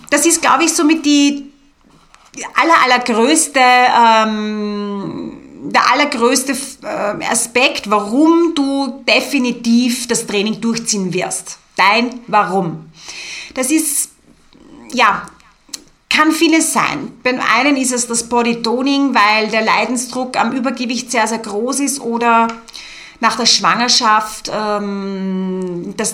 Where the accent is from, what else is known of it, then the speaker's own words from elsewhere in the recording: Austria; Bei uns in Österreich ist es so, dass du rein theoretisch im Sportbereich nicht mal eine Ausbildung benötigst und Kurse leiten kannst.